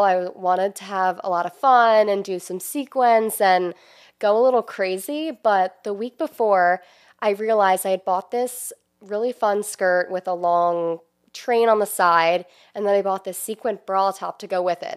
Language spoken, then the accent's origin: English; New Jersey, United States; moved away as an adult; now in Maryland, United States; I'm originally from South Jersey. I ended up here because I went to University of Maryland, and then I just stayed in the area.